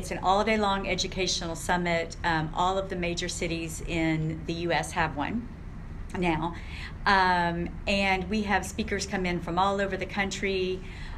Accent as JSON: {"language": "English", "town": "San Antonio", "region": "Texas", "country": "United States", "tie": "born or raised there", "also_born_or_lived": "Kansas City, Missouri", "said": "we moved to San Antonio, Texas"}